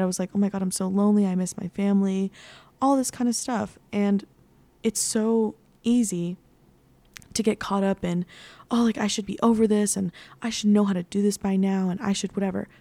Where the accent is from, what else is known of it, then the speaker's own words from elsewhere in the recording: San Antonio, Texas, United States; moved away as an adult; also born or lived in Nashville; now in New York City, United States; I grew up in San Antonio. I've lived there my entire life